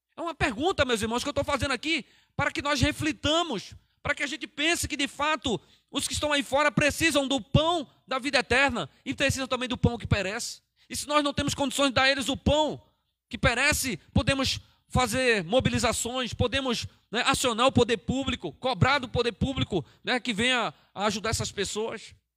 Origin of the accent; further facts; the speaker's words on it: Pernambuco, Brazil; moved away as an adult; now in Cajamar, Brazil; Eu sou nordestino, eu sou da terra lá que o máximo de frio que faz lá é 18 graus, 18, 19 graus